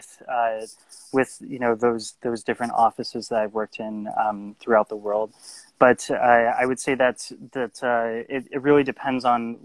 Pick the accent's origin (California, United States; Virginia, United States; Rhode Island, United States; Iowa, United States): California, United States; Los Angeles; moved away as an adult; also born or lived in Chicago, Illinois / Tokyo, Japan / Detroit, Michigan; now in Paris, France; I'm from Los Angeles, California, and lived in Chicago for my high school years